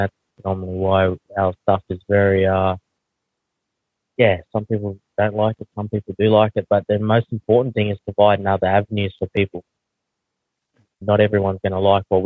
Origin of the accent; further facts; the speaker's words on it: Australia; accent: heavy Aussie; also born or lived in New Zealand; I don't realize how heavy my Aussie accent is